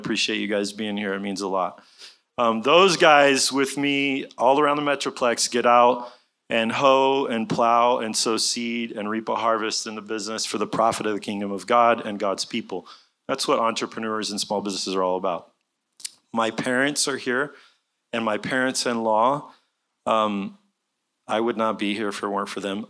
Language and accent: English; Jerusalem, Jerusalem District, Israel; moved away as an adult; also born or lived in Tulsa, United States; now in Texas, United States; My parents were missionaries in Israel for many years, so I had the pleasure of growing up in Jerusalem and in around Jerusalem from age 5 to 18. I graduated Hebrew Public School when I was 18. I moved to Tulsa, Oklahoma